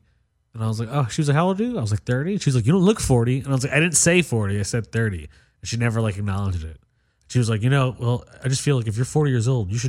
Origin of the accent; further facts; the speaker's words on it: New York, United States; I'm from New York.